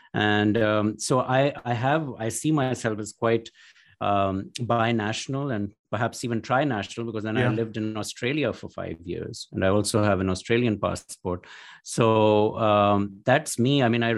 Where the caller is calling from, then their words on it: Newark, Delaware, United States; So I'm in Newark, Delaware, in my office at the University of Delaware.